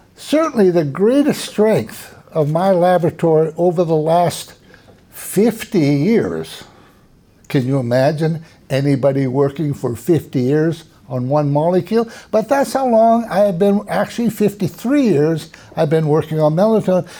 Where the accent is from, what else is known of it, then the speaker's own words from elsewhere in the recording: Minnesota, United States; now in Texas, United States; I grew up in Minnesota, in the north of the United States